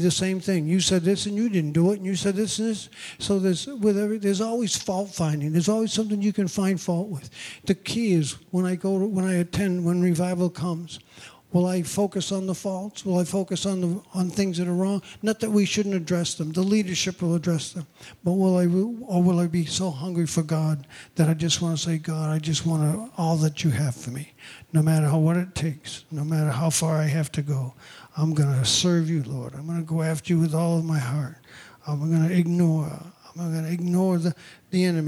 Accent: New England, United States; moved away as an adult; also born or lived in Newburgh, New York; we grew up in New England

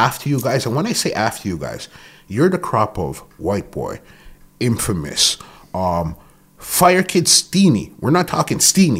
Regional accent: Toronto, Ontario, Canada; And remember, people weren't too keen on Toronto. We all almost wanted to be like we're from New York.

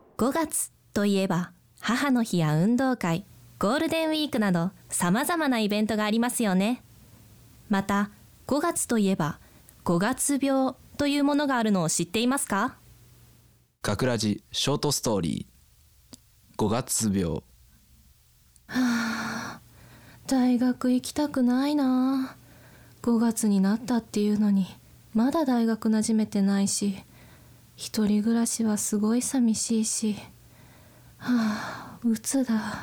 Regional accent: Toyama, Japan; accent: Toyama dialect; moved away; 私の出身が富山県ということでえっと作品中に富山弁が混じってるんですよね

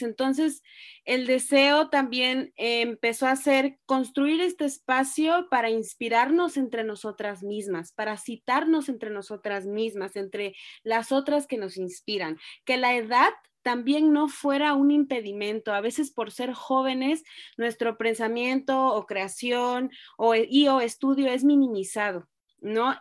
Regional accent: Ciudad del Carmen, Campeche, Mexico; also born or lived in Reynosa, Tamaulipas; now in Mexico City, Mexico; nací en Reynosa, Tamaulipas, crecí en Ciudad del Carmen, Campeche y ahora vivo en la Ciudad de México.

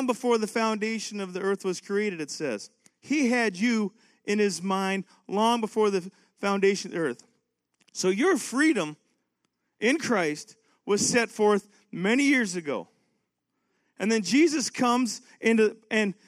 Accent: Canada; now in United States; I'm from Canada

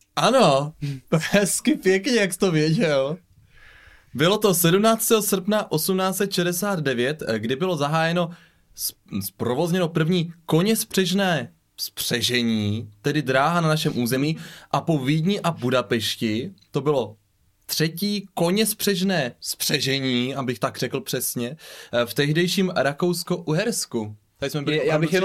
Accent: Břeclav, South Moravian Region, Czechia; now in Brno, Czechia; já jsem původně jako od Břeclavy, tak to je Placka

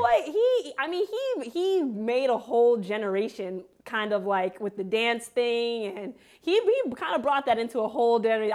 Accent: Montclair, New Jersey, United States; I am from Montclair, New Jersey

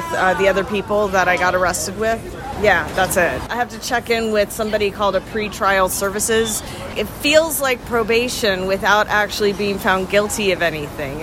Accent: Atlanta, Georgia, United States; also born or lived in Nashville, Tennessee; I was born in Atlanta, Georgia. I grew up between Atlanta and Nashville, Tennessee.

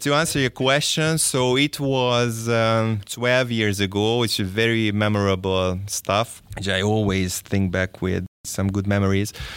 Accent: Szeged, Csongrád-Csanád, Hungary; I was born and raised in Szeged

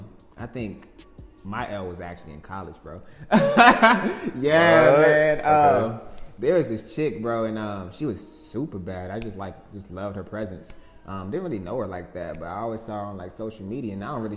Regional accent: Houston, Texas, United States; I'm from Houston.

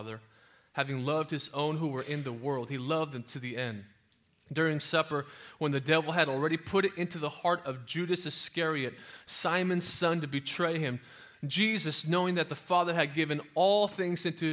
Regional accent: San Jose, California, United States; also born or lived in Oklahoma; I was raised in East San Jose, here in the Bay Area

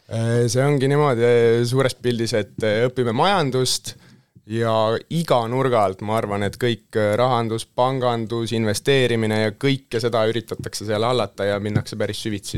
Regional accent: Tallinn, Harju County, Estonia; olen tudeng, tulen Tallinnast

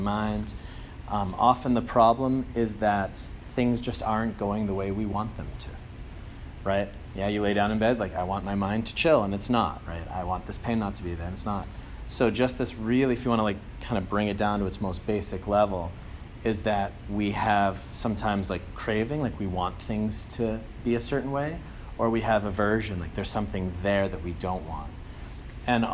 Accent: Andover, Massachusetts, United States; moved away as an adult; also born or lived in Germany; I'm from Andover, Mass, so the Boston area

